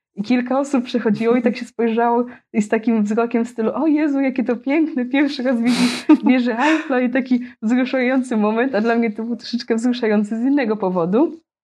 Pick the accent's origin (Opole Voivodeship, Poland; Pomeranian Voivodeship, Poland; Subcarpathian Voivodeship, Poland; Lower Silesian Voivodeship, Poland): Pomeranian Voivodeship, Poland; Gdynia; moved away as an adult; also born or lived in Australia; now in Melilla, Spain; jestem z Gdyni.